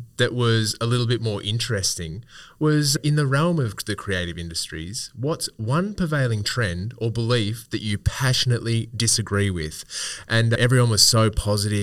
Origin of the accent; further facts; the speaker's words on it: Bendigo, Victoria, Australia; growing up in Bendigo